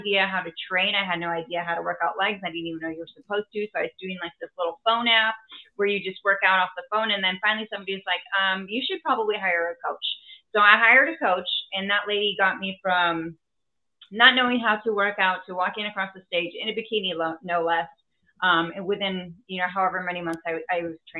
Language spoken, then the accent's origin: English; Wisconsin, United States; also born or lived in Texas; my entrepreneur journey probably began when I was young, growing up actually here in Wisconsin